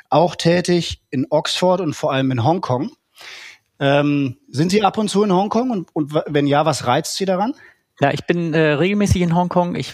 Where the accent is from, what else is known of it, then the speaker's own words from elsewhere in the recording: Northern Germany, Germany; also born or lived in Hamburg; Segeln, ähm, was man als Norddeutscher so macht, äh, wenn man das Meer vor der Haustür hat.